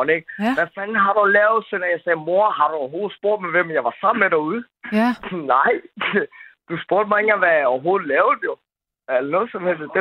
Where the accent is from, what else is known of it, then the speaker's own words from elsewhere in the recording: Denmark; og så er jeg opvokset i Danmark.